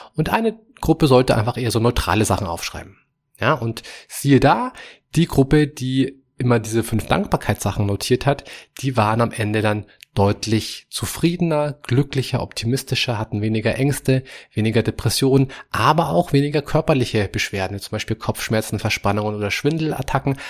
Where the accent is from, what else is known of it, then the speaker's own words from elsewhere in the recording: Germany; bei uns hier in Europa, wie bei uns in Deutschland